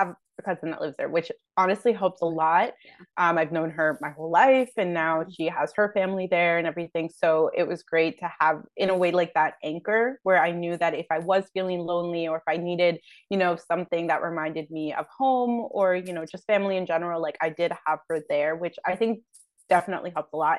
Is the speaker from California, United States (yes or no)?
no; New Jersey, United States; moved away as an adult; also born or lived in Barcelona; I grew up in New Jersey